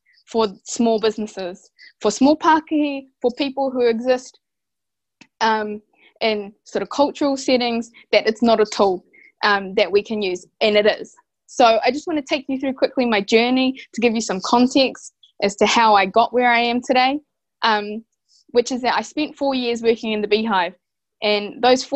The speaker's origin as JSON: {"language": "English", "town": "Rotorua", "region": "Bay of Plenty", "country": "New Zealand", "said": "I hail from Rotoroa, Te Aroa, Ngāti Whakaue and Ngāti Pikia"}